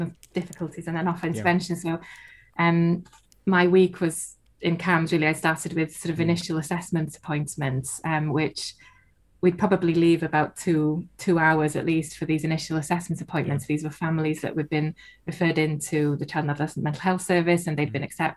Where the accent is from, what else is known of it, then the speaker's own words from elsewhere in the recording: North Wales, United Kingdom; first language Welsh; English is a second language; I'm from North Wales, and my first language is Welsh.